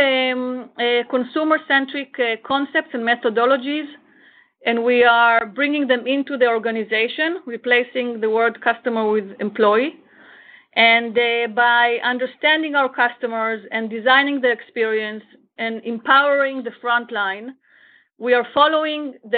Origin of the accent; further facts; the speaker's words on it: Israel; also born or lived in Florida; I am from Israel